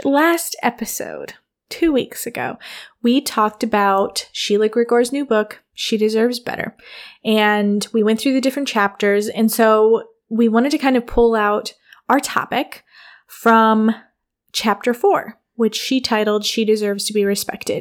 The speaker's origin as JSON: {"language": "English", "region": "Michigan", "country": "United States", "tie": "born or raised there", "also_born_or_lived": "New York / Wooster, Ohio", "moved": "as an adult", "lives_now": "Ohio, United States", "said": "my childhood was Michigan"}